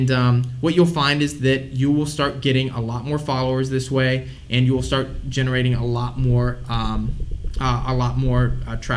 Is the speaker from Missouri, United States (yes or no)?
yes; St. Louis, Missouri, United States; I'm from St. Louis, Missouri